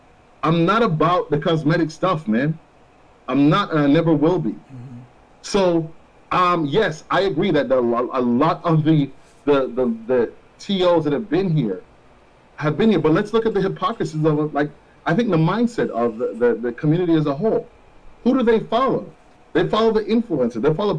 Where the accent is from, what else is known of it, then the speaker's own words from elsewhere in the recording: Florida, United States; We grew up in Florida. We know that.